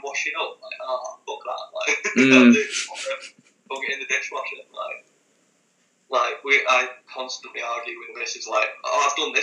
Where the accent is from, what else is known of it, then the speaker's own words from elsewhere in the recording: Leeds, Yorkshire and the Humber, United Kingdom; moved away; I was born in Leeds.